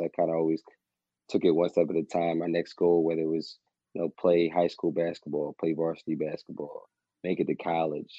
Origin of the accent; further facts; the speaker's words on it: Philadelphia, Pennsylvania, United States; I'm from the Philadelphia area.